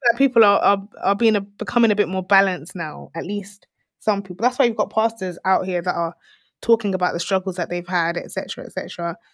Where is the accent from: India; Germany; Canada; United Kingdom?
United Kingdom; Essex, East of England; I'm from Essex